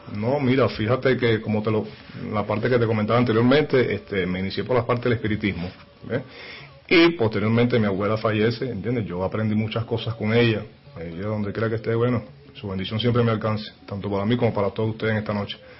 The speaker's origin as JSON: {"language": "Spanish", "town": "Caracas", "region": "Capital District", "country": "Venezuela", "said": "vengo de Caracas, Venezuela"}